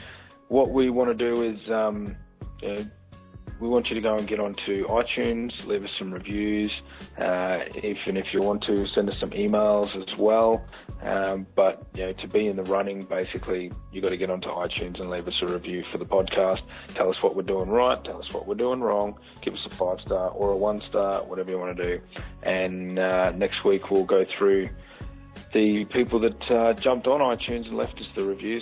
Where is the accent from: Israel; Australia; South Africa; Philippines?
Australia; we are all Australian on the podcast